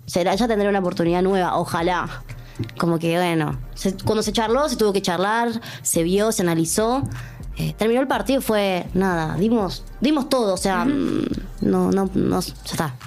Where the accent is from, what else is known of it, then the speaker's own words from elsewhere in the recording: Córdoba, Argentina; moved away as an adult; now in Netherlands; yo soy de Córdoba y estaba acá en Buenos Aires con una concentración junior